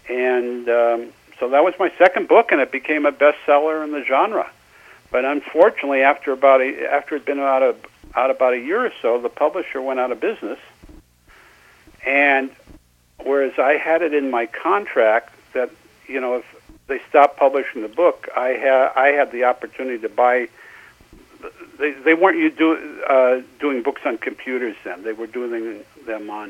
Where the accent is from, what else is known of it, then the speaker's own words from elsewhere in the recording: Seattle, Washington, United States; moved away as an adult; also born or lived in Los Angeles; Well, I'm originally from Seattle